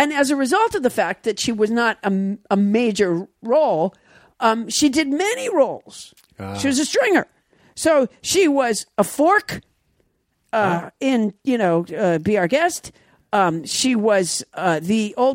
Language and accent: English; Sudbury, Massachusetts, United States; now in California, United States; I'm from Sudbury